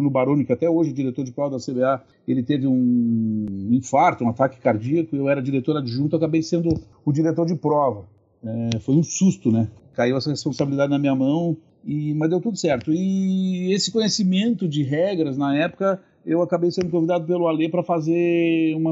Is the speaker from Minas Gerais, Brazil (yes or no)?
no; Rio Grande do Sul, Brazil; sou aqui do Rio Grande do Sul.